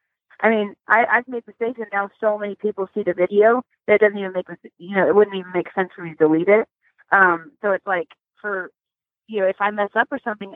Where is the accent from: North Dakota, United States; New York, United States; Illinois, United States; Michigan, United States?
New York, United States; Sag Harbor; moved away; I'm actually here in New York. I was born out here in Sag Harbor.